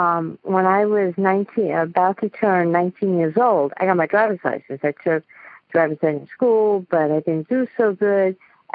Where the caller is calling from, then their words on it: New York, United States; I'm calling from Queens, New York.